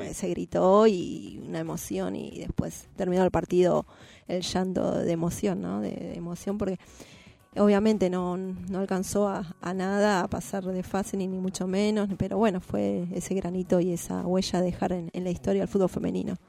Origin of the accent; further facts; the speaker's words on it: Buenos Aires, Argentina; Yo soy de Lugano Unidos, nacida en, Lugano, Unidos